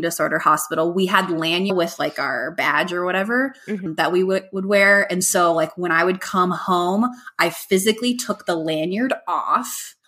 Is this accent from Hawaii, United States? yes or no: yes; Hawaii, United States; born there; So as I mentioned earlier, I was born in Hawaii, and that's always been a childhood dream to live there.